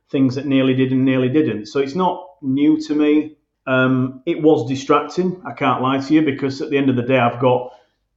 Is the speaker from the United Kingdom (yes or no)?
yes; Bradford, Yorkshire and the Humber, United Kingdom; It's my hometown club.